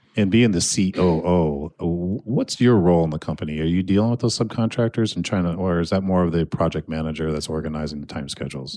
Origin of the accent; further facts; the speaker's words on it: Annandale, Minnesota, United States; I am sitting in Annandale, Minnesota, my hometown, Class of ninety-two.